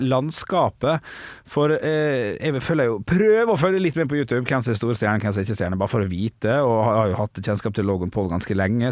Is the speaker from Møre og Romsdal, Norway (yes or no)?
yes; Ålesund, Møre og Romsdal, Norway; Jeg er fra Sunnmøre, fra Ålesund.